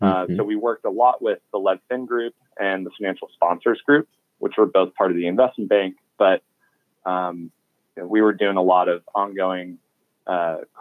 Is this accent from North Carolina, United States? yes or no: no; Washington, District of Columbia, United States; moved away as an adult; also born or lived in New York City / Austin, Texas; originally, I'm from Washington, D.C., grew up there, went to high school a couple blocks away from the United States Capitol building.